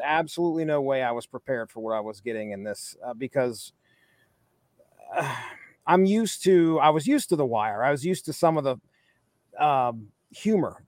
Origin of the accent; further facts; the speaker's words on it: Appalachia, United States; I grew up in Appalachia